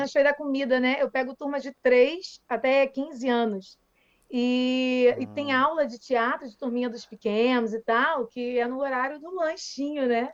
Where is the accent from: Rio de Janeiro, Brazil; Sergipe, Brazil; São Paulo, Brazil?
Rio de Janeiro, Brazil; Niterói; tem um colégio super tradicional aqui em Niterói, sou de Niterói